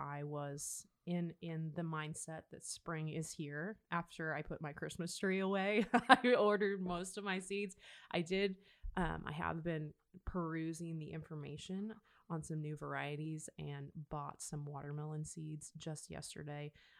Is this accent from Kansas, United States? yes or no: no; Nebraska, United States; I remember growing up in Nebraska, we did some of that early season gardening.